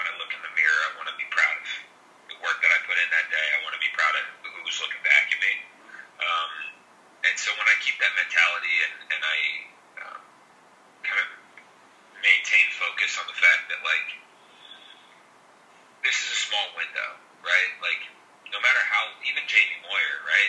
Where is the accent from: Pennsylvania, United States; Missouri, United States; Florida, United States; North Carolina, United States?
Pennsylvania, United States; Philadelphia; growing up in Philly, playing all my minor league ball in the Philly area